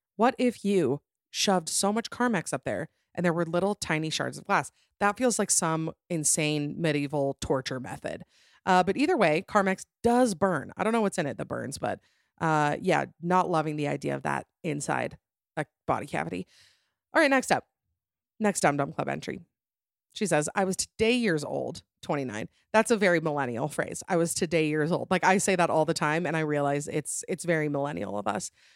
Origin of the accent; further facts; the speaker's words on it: Utah, United States; I'm from Utah